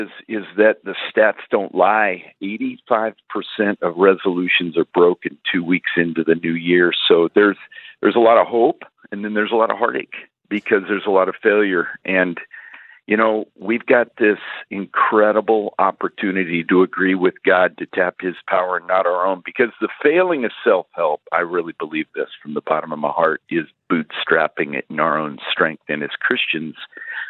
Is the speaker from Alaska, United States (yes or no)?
yes; Alaska, United States; I was raised in Alaska, working in the oil fields